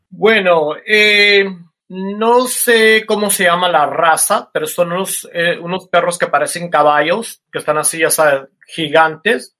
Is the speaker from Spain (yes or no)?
no; Mexico; moved away as an adult; also born or lived in South Korea; soy un mexicano que me voy a vivir a a Corea y soy el único latino